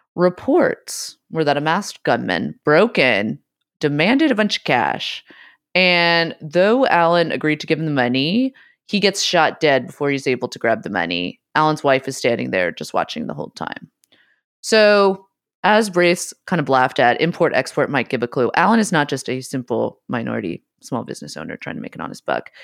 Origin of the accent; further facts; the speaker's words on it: San Francisco, California, United States; I grew up in San Francisco